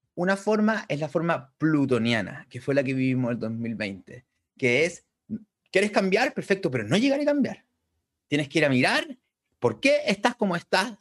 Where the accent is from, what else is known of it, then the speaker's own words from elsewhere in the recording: Chile; nosotros somos de Chile